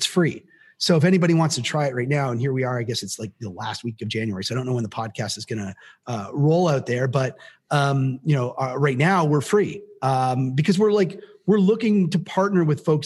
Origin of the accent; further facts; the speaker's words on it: Canada; I'm Canadian